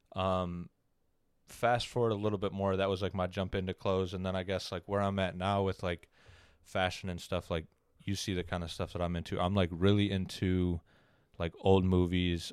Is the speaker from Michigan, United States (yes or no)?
yes; Oxford, Michigan, United States; I grew up in Oxford, Michigan.